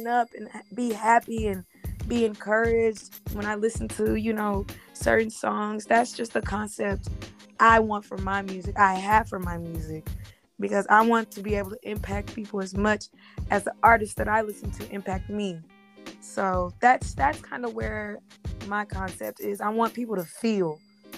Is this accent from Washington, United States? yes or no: no; California, United States; now in Dallas, United States; I'm originally from California